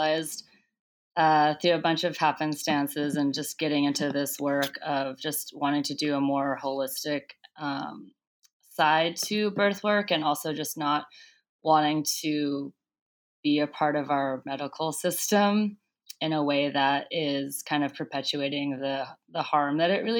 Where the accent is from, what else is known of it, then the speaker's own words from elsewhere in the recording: Southern California, United States; also born or lived in Gwangju, South Korea / Oregon; I grew up in Southern California